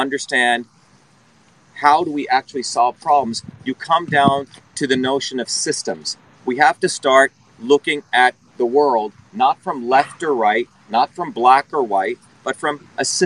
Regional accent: New Jersey, United States; born or raised there; also born or lived in India / Newark, New Jersey

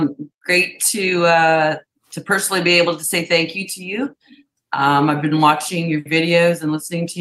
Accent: Ontario, Canada; I'm from Canada, from Ontario

